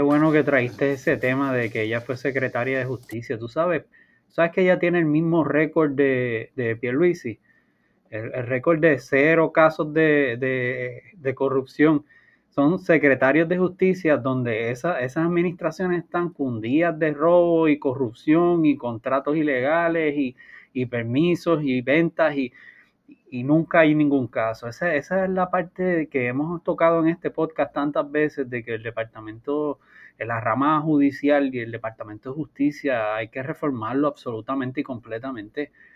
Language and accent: Spanish; Puerto Rico; nosotros tenemos la tendencia como puertorriqueños